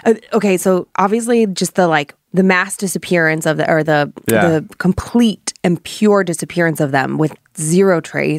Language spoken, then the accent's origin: English; Cuyahoga County, Ohio, United States; I grew up in Cuyahoga County